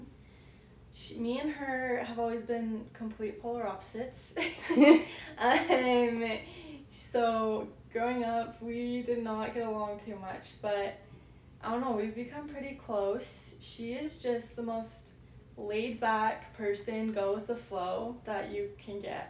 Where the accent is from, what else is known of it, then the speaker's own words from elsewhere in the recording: Payson, United States; moved away; we grew up like in Payson. It was like the cutest little community